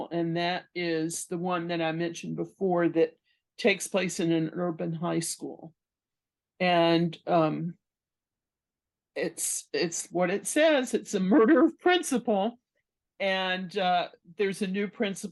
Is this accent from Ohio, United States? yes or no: no; Galveston, Texas, United States; my hometown, which is Galveston, Texas.